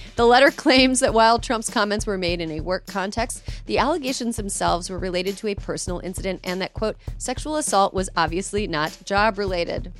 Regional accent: California, United States; as a Californian

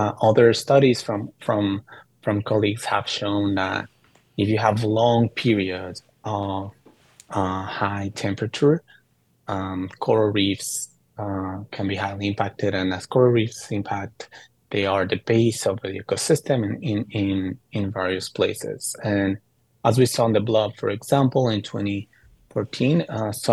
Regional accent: Mexico City, Mexico; moved away; I grew up in Mexico City, where there's a lot of earthquakes

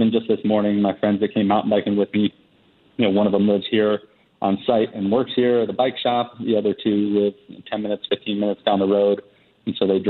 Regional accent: Charleston, South Carolina, United States; now in Las Catalinas, Costa Rica; I grew up in Charleston, South Carolina, which is pretty laid back.

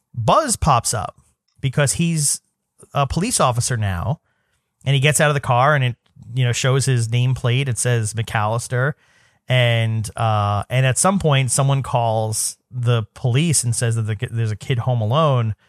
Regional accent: New York City, New York, United States; I grew up in New York City

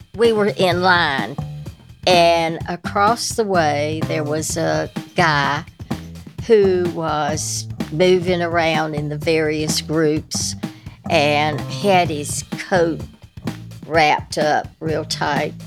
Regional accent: North Carolina, United States; accent: Southern

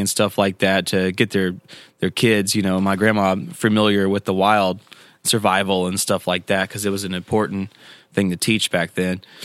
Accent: Tennessee, United States; I grew up here in Tennessee

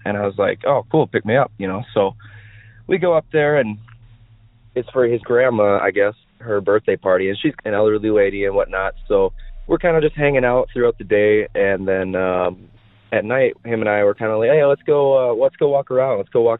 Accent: Maiden Rock, Wisconsin, United States; So I grew up in Wisconsin, and more specifically, I lived in a town at the time called Maiden Rock, Wisconsin.

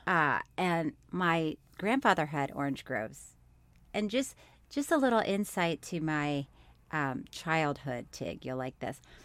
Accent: Florida, United States; born or raised there; also born or lived in Orlando, Florida

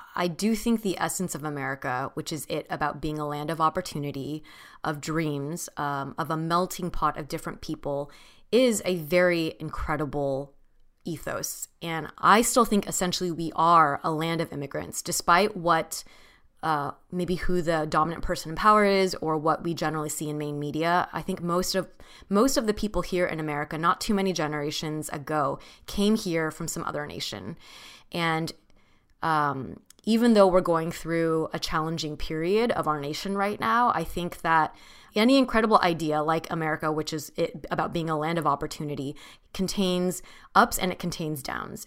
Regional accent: Orange County, California, United States; I grew up in Orange County, California

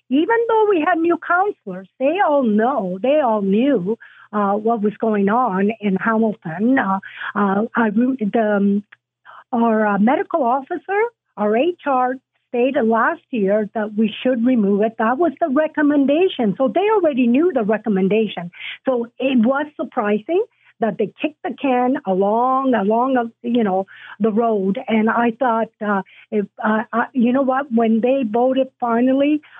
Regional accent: Italy; Uh, matter of fact, I came from Italy.

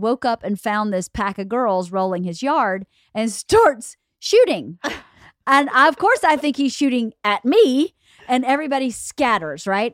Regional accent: Norcross, Georgia, United States; born or raised there

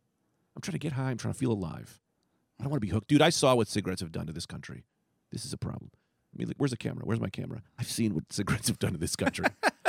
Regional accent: New York City, New York, United States; That's how I say it. I'm New Yorker.

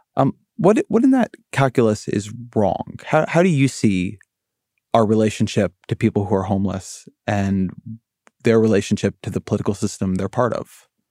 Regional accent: Orange County, California, United States; I come from Orange County, California

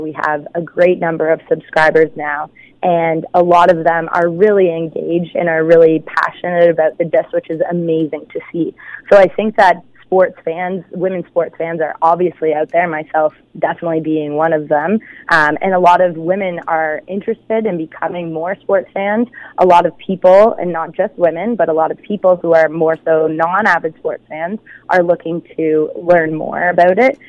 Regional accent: Hamilton, Ontario, Canada; I grew up in Flamborough. So I went to school at Waterdown High.

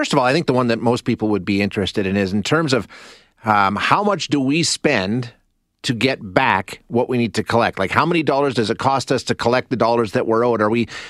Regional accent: Canada; as a Canadian?

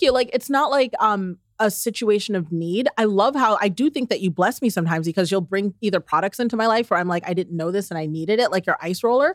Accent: the South, United States; I'm from the South

